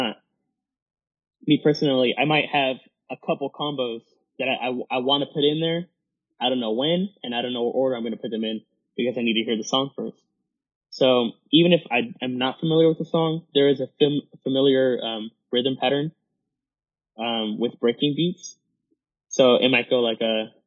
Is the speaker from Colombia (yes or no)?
yes; Colombia; now in Houston, United States; I'm Colombian, so I do bring a lot of, like, Latin roots to my choreography